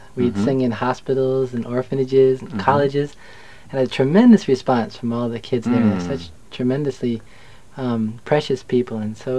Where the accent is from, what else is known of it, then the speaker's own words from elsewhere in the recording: just outside New York City, United States; I'm from New York, Topaz, just outside New York City.